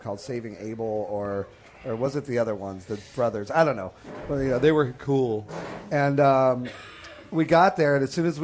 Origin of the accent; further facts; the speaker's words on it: California, United States; I grew up in California